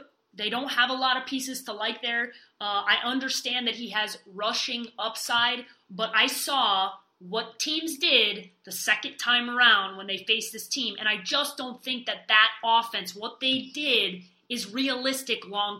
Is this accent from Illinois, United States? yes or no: yes; Chicago, Illinois, United States; because I am a Chicagoan, because I'm a Bears fan